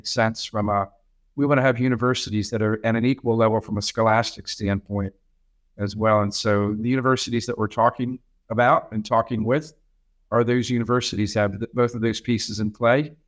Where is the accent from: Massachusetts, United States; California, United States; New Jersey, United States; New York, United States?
New Jersey, United States; now in Kansas, United States; I'm from New Jersey